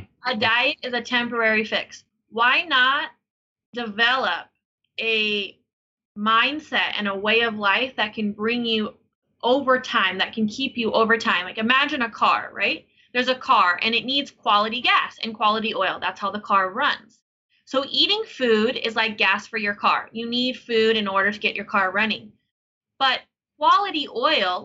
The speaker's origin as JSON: {"language": "English", "town": "Denver", "region": "Colorado", "country": "United States", "tie": "born or raised there", "said": "I was born in Denver, Colorado"}